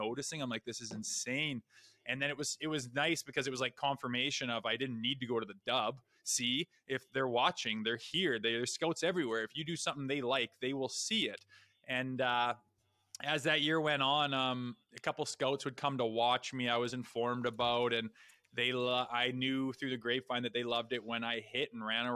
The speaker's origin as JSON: {"language": "English", "town": "Olds", "region": "Alberta", "country": "Canada", "tie": "born or raised there", "also_born_or_lived": "Minnesota / United Kingdom", "moved": "as an adult", "said": "I played junior in my hometown, lived at home"}